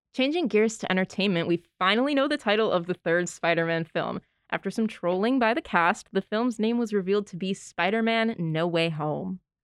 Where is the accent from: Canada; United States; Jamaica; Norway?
United States; Northeast; we're from the Northeast